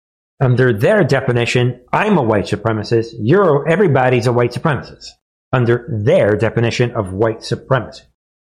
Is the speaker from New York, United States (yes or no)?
yes; New York, United States; Yo, I'm from New York.